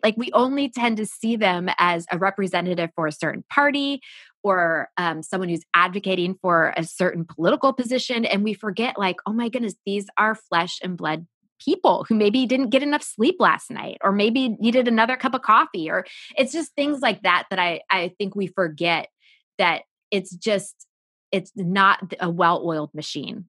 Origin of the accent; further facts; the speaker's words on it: United States; I grew up just outside Washington, D C.